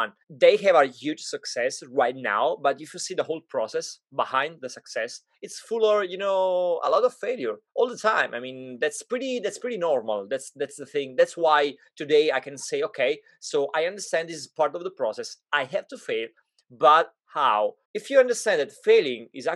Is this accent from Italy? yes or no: yes; Italy; moved away; when I grew up in Italy